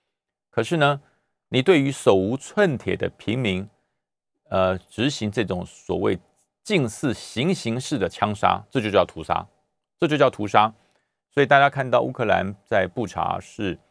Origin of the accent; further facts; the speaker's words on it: Taoyuan, Taiwan; 最后还有一点，就是国民党的大乱斗啊，在哪里斗呢？就在我的我的家乡桃园，就在那边斗起来了。